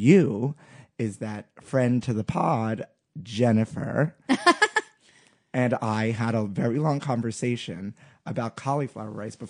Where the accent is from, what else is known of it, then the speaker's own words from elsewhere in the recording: New York, United States; growing up in New York